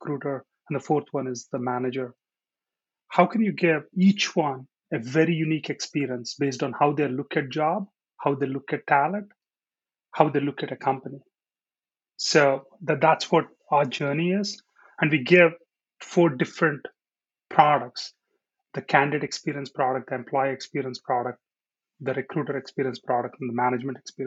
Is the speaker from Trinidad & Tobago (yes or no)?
no; India; moved away as an adult; now in United States; I'm born in India. I grew up in India for my first 20 years, and then I moved to US, and I've been here for the last 20.